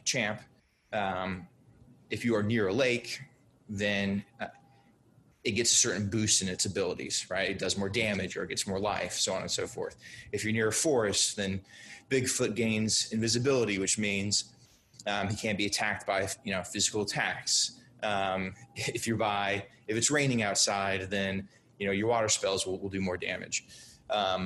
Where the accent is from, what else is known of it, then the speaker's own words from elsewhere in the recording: Brazil; moved away; I grew up in Brazil